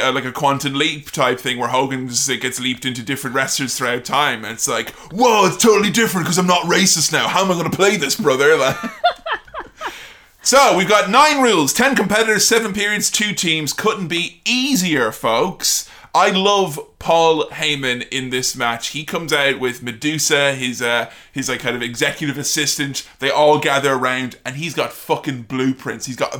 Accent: Ireland; I'm Irish

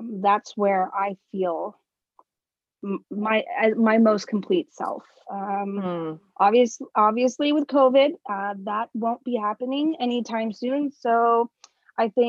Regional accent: New York City, New York, United States; now in Stockholm, Sweden; I'm originally from New York, New York City.

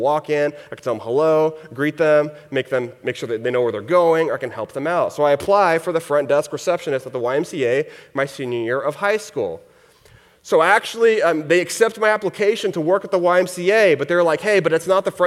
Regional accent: Houston, Texas, United States; I grew up in Texas, in the Houston area is where I grew up.

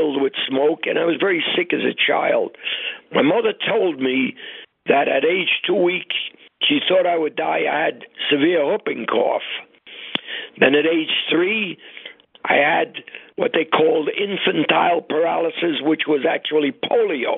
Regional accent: New York City, New York, United States; we grew up on the Lower East Side of Manhattan

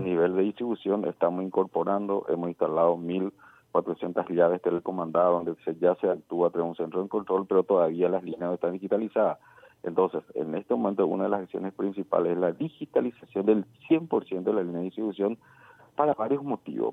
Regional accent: Paraguay; nosotros eh, nos merecemos como paraguayos

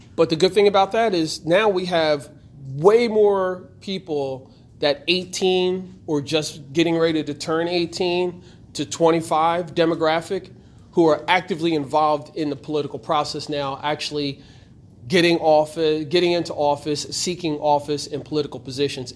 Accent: Trenton, New Jersey, United States; I was born here in Trenton

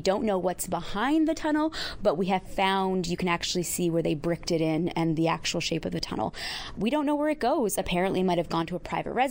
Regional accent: Seal Cove, Newfoundland and Labrador, Canada; moved away as an adult; now in Victoria, Canada; I'm from Seal Cove

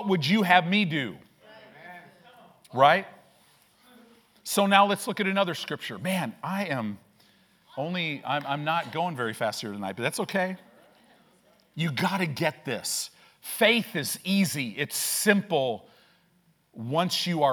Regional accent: Illinois, United States; moved away; also born or lived in Southern California; I grew up in Illinois

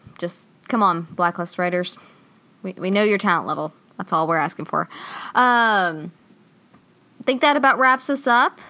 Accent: United States; As an American

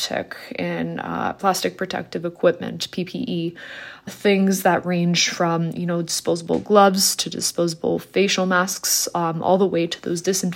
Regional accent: Toronto, Ontario, Canada; moved away as an adult; I moved back to Toronto. I originally grew up here, but I moved back in early December

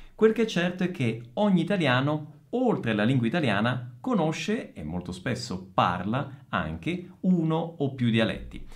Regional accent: Messina, Sicily, Italy; vicino alla mia città natale, Messina

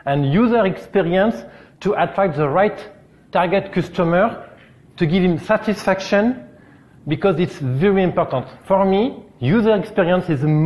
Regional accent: France; English is a second language; from France

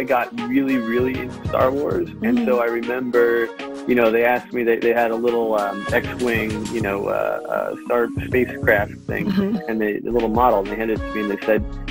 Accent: New York, United States; I grew up in New York

